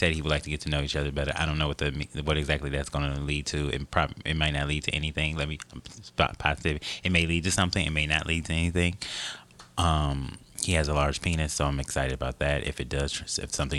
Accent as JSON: {"language": "English", "town": "Milwaukee", "region": "Wisconsin", "country": "United States", "tie": "born or raised there", "moved": "yes", "lives_now": "New York City, United States", "said": "I'm from, my home city is Milwaukee, Wisconsin"}